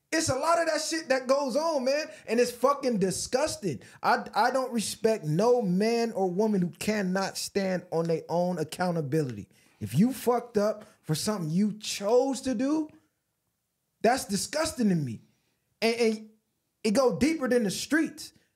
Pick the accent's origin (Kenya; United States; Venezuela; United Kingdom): United States; I'm an American, a taxpayer by force